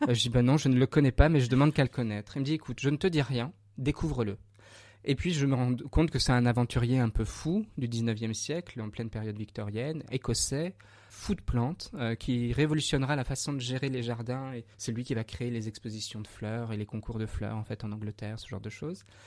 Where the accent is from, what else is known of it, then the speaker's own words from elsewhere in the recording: Bourgogne-Franche-Comté, France; je suis du Morvan